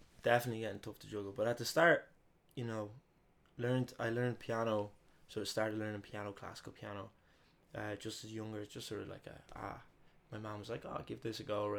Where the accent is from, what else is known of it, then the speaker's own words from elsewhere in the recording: Dublin, Leinster, Ireland; also born or lived in Madrid, Spain; So I was born in Madrid and I stayed there for like a year as a little baby. And then eventually came back to Dublin.